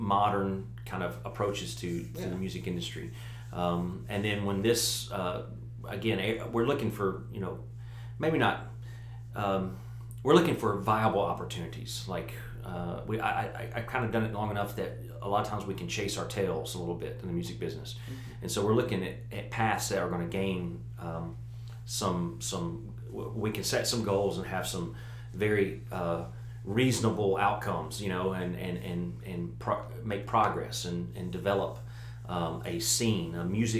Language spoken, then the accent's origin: English; Jackson, Tennessee, United States; I'm from here originally, but I moved away and then had the opportunity to move back, and so we chose to you know, move back to Jackson